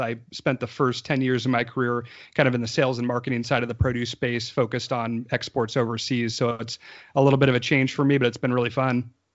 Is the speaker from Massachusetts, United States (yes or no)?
no; Lodi, California, United States; Tyler and I grew up in Lodi, California, um, northern part of the state, a little bit south of Sacramento